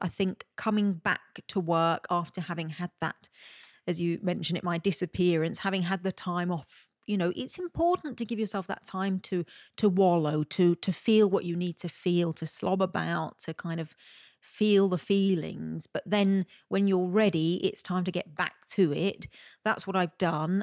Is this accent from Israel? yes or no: no; Malta; accent: Maltese; my Maltese accent